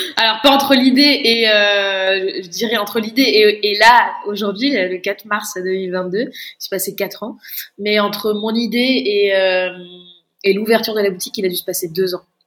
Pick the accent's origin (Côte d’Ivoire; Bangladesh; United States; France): France; Bordeaux, Nouvelle-Aquitaine; j'ai fait un bac ES à Bordeaux, je suis bordelaise.